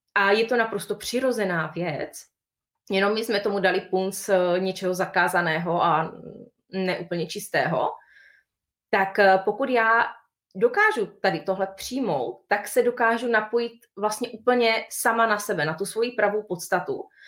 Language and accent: Czech; Bohemia, Czechia; u nás, v Čechách